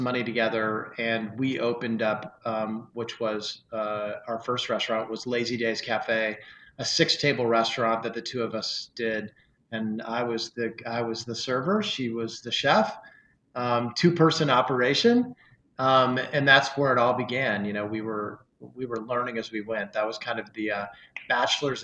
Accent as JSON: {"language": "English", "town": "Springfield", "region": "Illinois", "country": "United States", "tie": "born or raised there", "lives_now": "Chicago, United States", "said": "I grew up in Springfield, Illinois"}